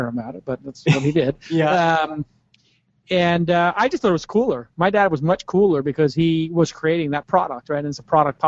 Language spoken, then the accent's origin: English; New York City, New York, United States; I grew up in Brooklyn, an area of Brooklyn called Bay Ridge, which is in the south area, southwest